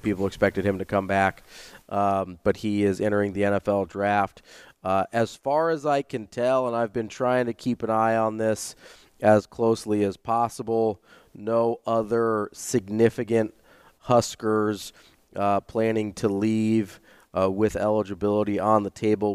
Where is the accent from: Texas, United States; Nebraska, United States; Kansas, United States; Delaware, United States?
Nebraska, United States; Omaha; I grew up right here in Omaha